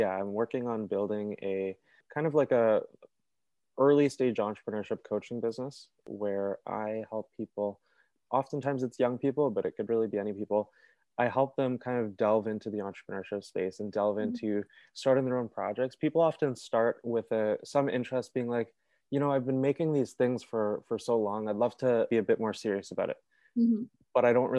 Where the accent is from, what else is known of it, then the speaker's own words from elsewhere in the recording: Toronto, Ontario, Canada; I'm from Toronto. I've lived here my whole life with my parents in Etobicoke